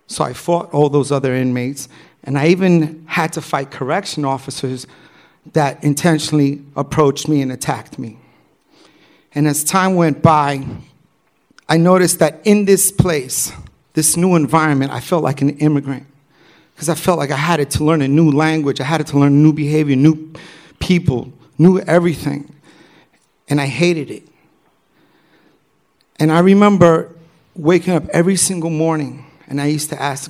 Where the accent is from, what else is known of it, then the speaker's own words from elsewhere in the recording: New York City, New York, United States; growing up in New York City, I grew up as a b-boy.